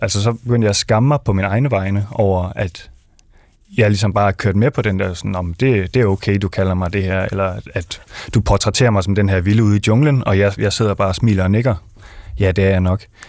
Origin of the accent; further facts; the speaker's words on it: Denmark; er jeg dansk, øh, jeg er ikke indvandrer som sådan, så jeg må være dansk